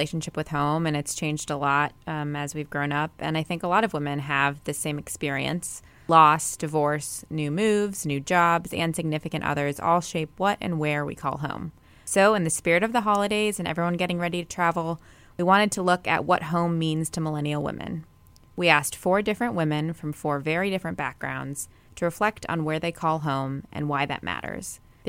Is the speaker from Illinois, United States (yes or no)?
no; Iowa City, Iowa, United States; now in Augusta, United States; Home for me in my mind is still very much where I grew up in Iowa City, Iowa